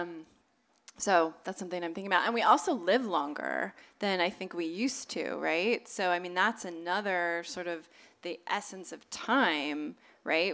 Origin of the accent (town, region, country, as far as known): Southern California, United States; born or raised there